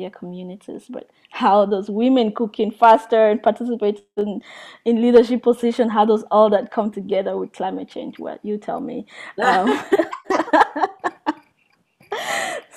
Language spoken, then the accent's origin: English; Cameroon; I come from Cameroon